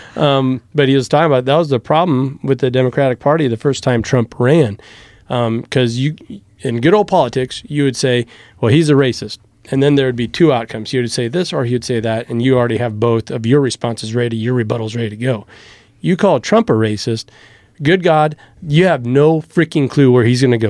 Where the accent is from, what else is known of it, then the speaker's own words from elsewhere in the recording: Lynch, Nebraska, United States; moved away; also born or lived in Omaha; my hometown, right, Lynch